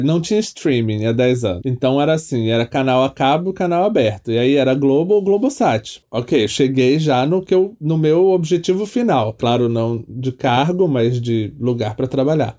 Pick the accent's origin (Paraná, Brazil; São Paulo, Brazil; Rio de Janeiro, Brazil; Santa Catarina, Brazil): Rio de Janeiro, Brazil; Petrópolis; moved away as an adult; eu sou de Petrópolis, né? Eu cresci em Petrópolis, que é no interior do Rio